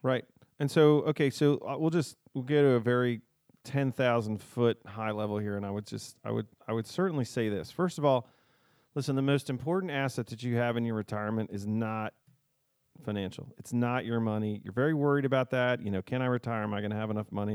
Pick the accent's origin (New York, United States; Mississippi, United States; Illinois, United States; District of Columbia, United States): District of Columbia, United States; D.C.; now in Southern Delaware, United States; I grew up outside of Washington, D C, and I've lived here for a while